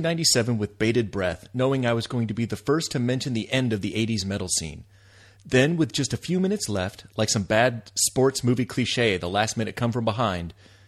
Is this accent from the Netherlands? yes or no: no; Connecticut, United States; also born or lived in Florida; The decade passed by, we moved from Connecticut to Florida.